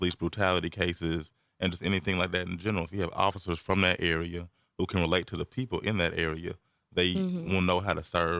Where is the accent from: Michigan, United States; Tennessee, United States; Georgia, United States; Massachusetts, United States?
Georgia, United States; Atlanta; because I'm from Atlanta